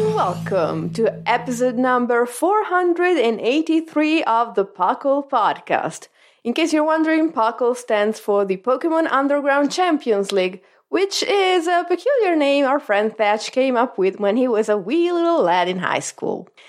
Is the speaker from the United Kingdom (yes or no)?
no; Italy; I am contractually obligated as an Italian